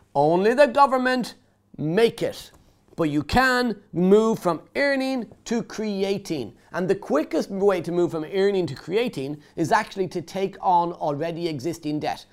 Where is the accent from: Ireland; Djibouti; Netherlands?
Ireland; now in United Kingdom; I grew up in Ireland, I moved to the UK